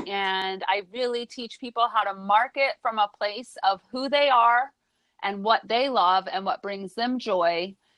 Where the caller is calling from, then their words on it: Brooklyn, New York, United States; Today, I'm in Brooklyn, New York.